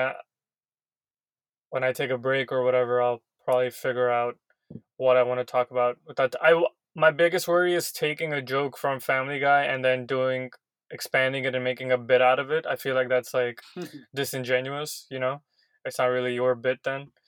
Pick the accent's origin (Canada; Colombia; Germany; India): India; I'm Indian myself